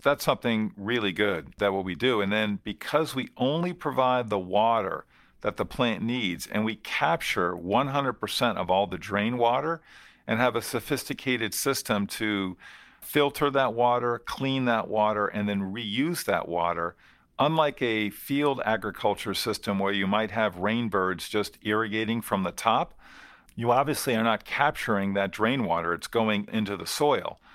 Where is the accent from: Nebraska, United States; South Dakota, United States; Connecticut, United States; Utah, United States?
Connecticut, United States; moved away as an adult; now in Massachusetts, United States; where I grew up in our business, Pride's Corner Farms in Connecticut